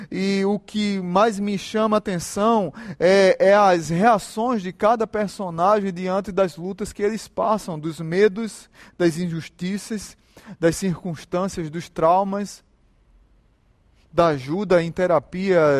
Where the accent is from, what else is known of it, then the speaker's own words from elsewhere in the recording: Northeast Region, Brazil; Eu sou nordestino.